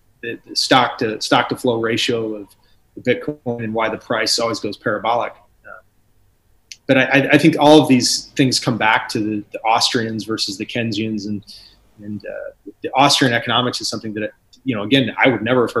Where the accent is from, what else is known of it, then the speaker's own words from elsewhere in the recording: United States; I'm American. I was born here